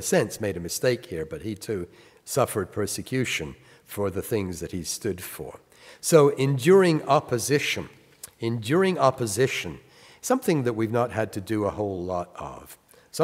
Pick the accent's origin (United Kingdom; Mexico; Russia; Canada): United Kingdom; England; now in United States; I was born in England, and my work in the United States is a Bible teacher